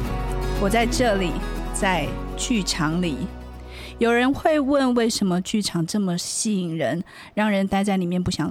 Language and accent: Chinese; Changhua County, Taiwan; now in Taipei, Taiwan; 如果我是离开家乡北漂的彰化人